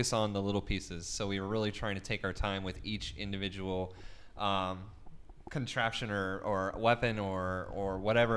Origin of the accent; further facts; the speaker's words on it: Michigan, United States; I grew up in Michigan, so I did a lot of hunting growing up